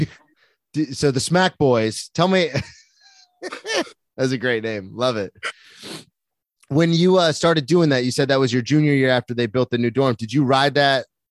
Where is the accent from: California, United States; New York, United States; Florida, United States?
Florida, United States; I'm from Florida